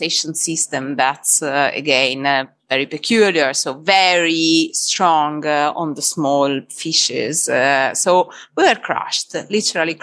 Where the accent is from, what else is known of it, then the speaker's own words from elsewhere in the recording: Tuscany, Italy; English is a second language; moved away as an adult; now in London, United Kingdom; You can understand I'm from Italy, surely. And well, it's a very beautiful place where I was from. We used to be living on the seaside in Tuscany